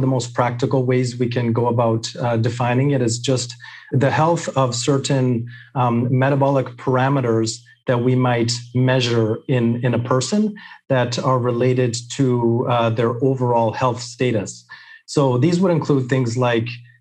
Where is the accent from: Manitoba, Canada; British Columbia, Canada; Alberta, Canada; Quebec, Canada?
British Columbia, Canada; I was born and raised here in British Columbia, Canada